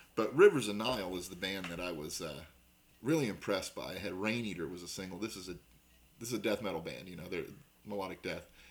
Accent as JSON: {"language": "English", "region": "Southern Indiana", "country": "United States", "said": "we're from Southern Indiana"}